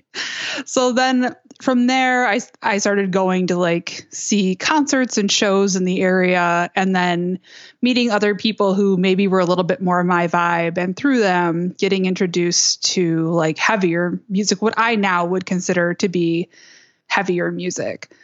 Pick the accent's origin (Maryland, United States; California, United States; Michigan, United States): Michigan, United States; Westland; I grew up in Westland, Michigan, which is a suburb about thirty minutes, uh, west of Detroit.